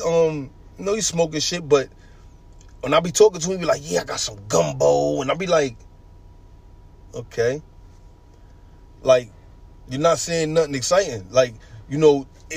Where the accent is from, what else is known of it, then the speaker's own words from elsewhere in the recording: New York, United States; moved away; I'm coming from New York